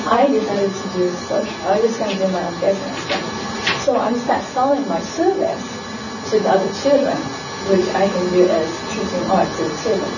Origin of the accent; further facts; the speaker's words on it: Japan; now in United States; I came from Japan.